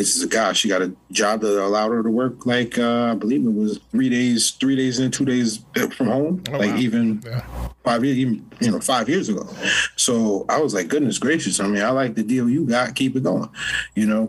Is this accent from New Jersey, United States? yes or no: no; New Haven, Connecticut, United States; also born or lived in South Carolina; I'm from New Haven, but I spent a lot of time in South Carolina